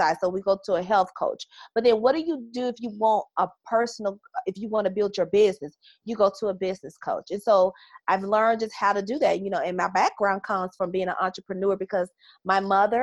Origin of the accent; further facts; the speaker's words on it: Chicago, Illinois, United States; accent: Southern; also born or lived in Mississippi / Houston, Texas; I am from Chicago, and my family is from Mississippi. So they call me Southern